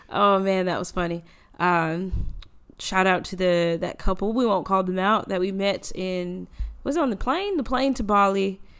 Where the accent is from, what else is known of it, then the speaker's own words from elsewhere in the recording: United States; now in Australia; as an American